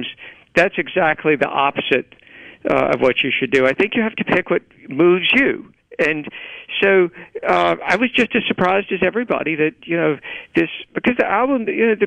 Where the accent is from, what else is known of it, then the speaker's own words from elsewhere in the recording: Cleveland, Mississippi, United States; also born or lived in Greenville, Mississippi; I grew up in the Delta. I was born in Greenville and grew up in Cleveland